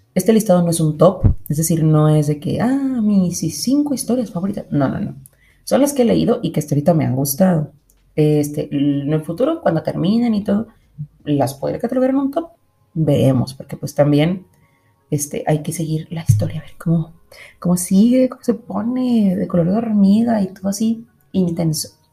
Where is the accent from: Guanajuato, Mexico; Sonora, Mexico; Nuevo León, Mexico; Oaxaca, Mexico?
Nuevo León, Mexico; Monterrey; yo soy de Monterrey